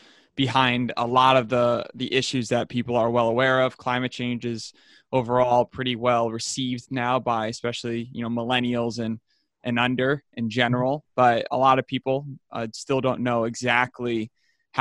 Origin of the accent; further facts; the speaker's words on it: Albany, New York, United States; I'm from Albany.